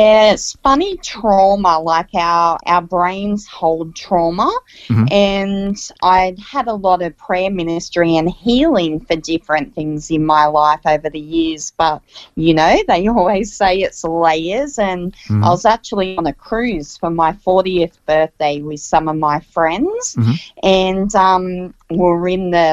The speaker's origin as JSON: {"language": "English", "area": "Central Coast", "region": "New South Wales", "country": "Australia", "tie": "born or raised there", "said": "I was actually born and raised on the Central Coast, a great part of the earth"}